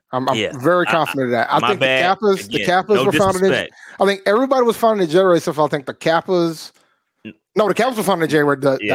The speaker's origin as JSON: {"language": "English", "region": "Georgia", "country": "United States", "said": "It's a little further closer to my home state. In Georgia, though, you know."}